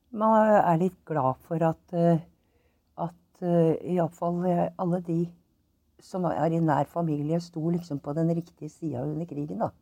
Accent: Oslo, Norway; also born or lived in Trondheim; Jeg er født i Trondheim, men jeg har vokst opp i Oslo.

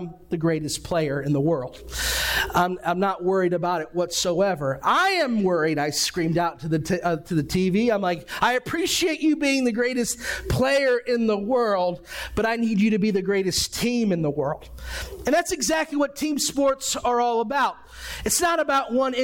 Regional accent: Ohio, United States; I grew up in Ohio.

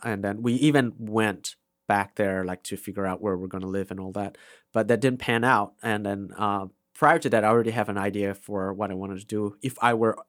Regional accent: India; first language Vaipei; English is a second language; It's Vaipei. That's my mother tongue.

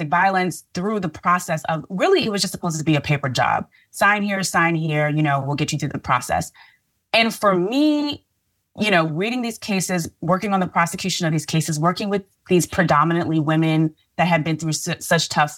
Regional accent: New York City, New York, United States; moved away as an adult; now in Washington, DC, United States; I'm from Brooklyn, New York

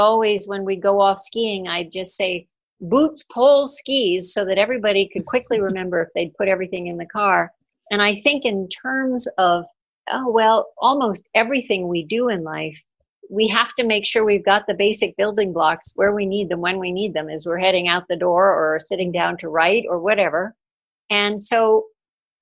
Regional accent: New England, United States; I grew up in New England

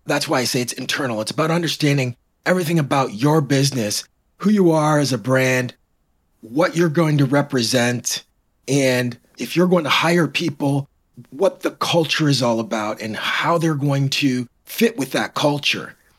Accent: Canada; also born or lived in Toronto / Michigan; now in Royal Oak, United States; I'm originally from Canada

